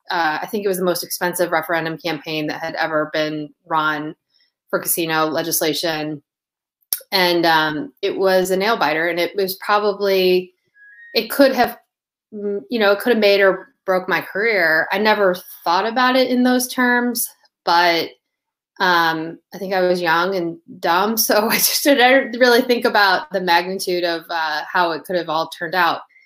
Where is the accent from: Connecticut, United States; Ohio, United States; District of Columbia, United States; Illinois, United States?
Ohio, United States; Toledo; moved away as an adult; also born or lived in Las Vegas, Nevada / Washington D.C.; I grew up in Toledo, Ohio